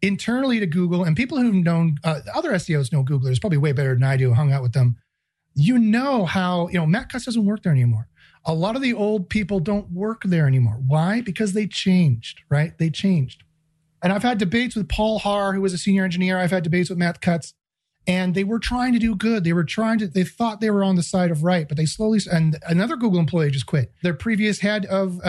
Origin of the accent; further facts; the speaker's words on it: Canada; I'm Canadian